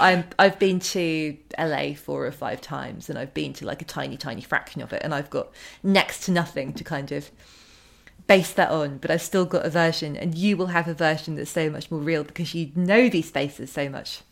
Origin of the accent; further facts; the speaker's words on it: United Kingdom; as a British teenager